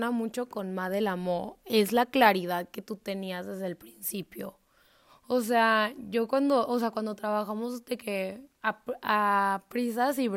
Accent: Mexico; O sea, soy mexicano.

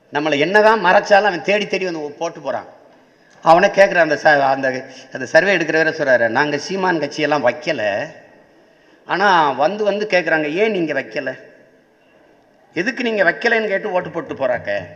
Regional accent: Tamil Nadu, India; இது என் நாடு தமிழ்நாடு

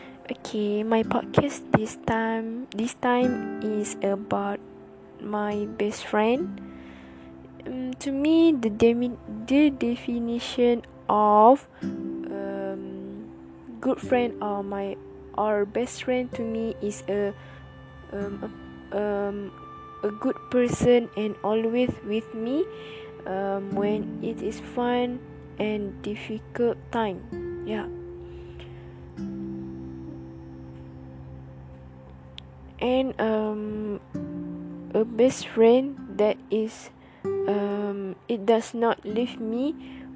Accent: Terengganu, Malaysia; English is a second language; I live in Malaysia, who my parents talk in Malay all the time, and yeah, you know, I from Terengganu, and I have my own what it calls it mean logat

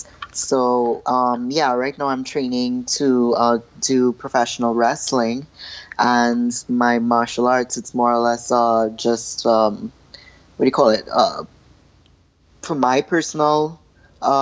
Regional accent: Trinidad & Tobago; As a little girl, I was growing up in Trinidad with a bunch of two little brothers and boy cousins

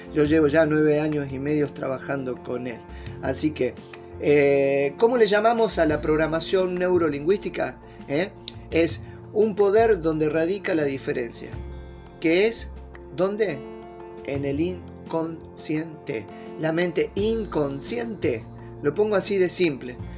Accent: Argentina; soy argentino. Gracias a Dios de haber nacido en este país

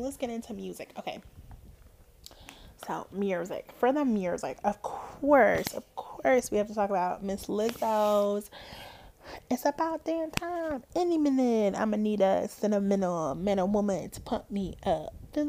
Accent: Georgia, United States; born there; Now, I am not from Atlanta. My mother and her sisters are technically from Atlanta. They were born in Atlanta. I was not. I was born in the North Georgia area.

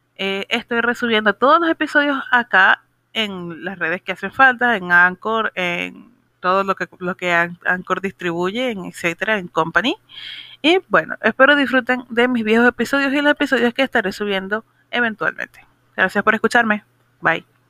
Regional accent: Venezuela; mi país, Venezuela

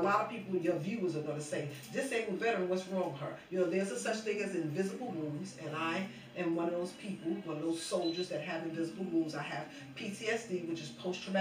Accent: New York, United States; I'm originally from New York

